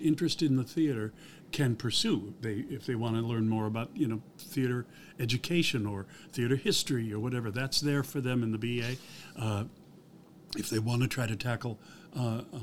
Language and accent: English; Midwest, United States; moved away as an adult; also born or lived in New York; now in Los Angeles, United States; I'm originally from the Midwest. I spent 20 years in New York, then 20 years out here.